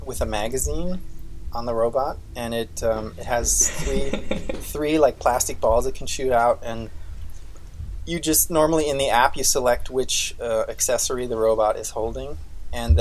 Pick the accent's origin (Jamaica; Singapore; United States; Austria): Austria; moved away; I grew up in Austria, at least, the mechanical engineering school I went